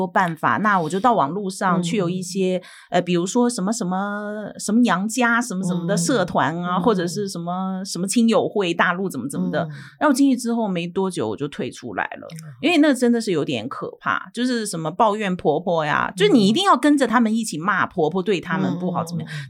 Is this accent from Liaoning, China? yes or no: yes; Dalian, Liaoning, China; moved away as an adult; now in Taiwan; 其实我的家乡大连也是